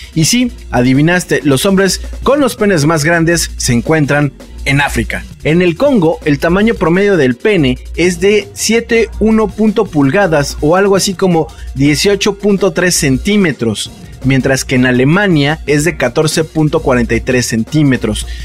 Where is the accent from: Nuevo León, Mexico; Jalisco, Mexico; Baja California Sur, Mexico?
Jalisco, Mexico; Guadalajara; soy de Guadalajara